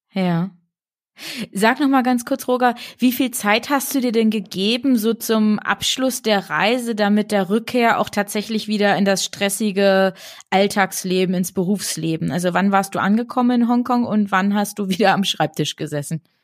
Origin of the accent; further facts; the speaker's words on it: Bad Lauterberg, Lower Saxony, Germany; Ich bin in Bad Lauterberg groß geworden, das ist ja im Südharz